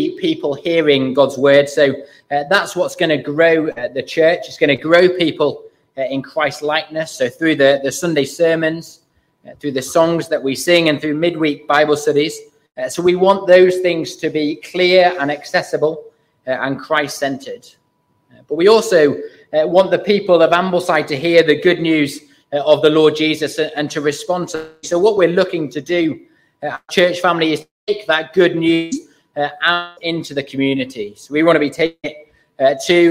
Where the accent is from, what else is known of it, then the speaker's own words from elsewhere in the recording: Burton-in-Kendal, North West England, United Kingdom; I grew up in Burton in Kendal, so quite local, just about accepted as a local.